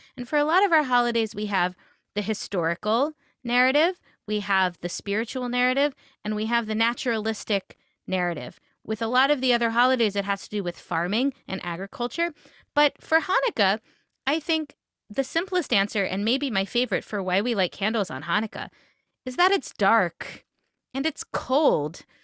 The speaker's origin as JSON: {"language": "English", "town": "Memphis", "region": "Tennessee", "country": "United States", "tie": "born or raised there", "said": "I grew up in Memphis, Tennessee"}